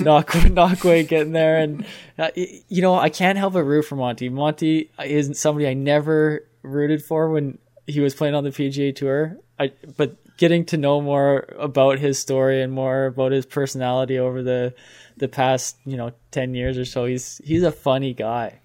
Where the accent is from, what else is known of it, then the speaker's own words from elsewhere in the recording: Canada; we are Canadian